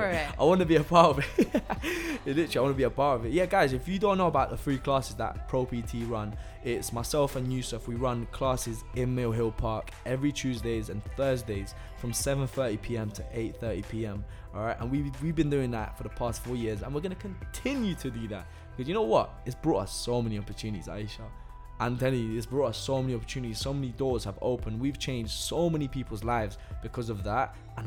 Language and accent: English; Italy; now in London, United Kingdom; It's funny because I'm from Italy as well.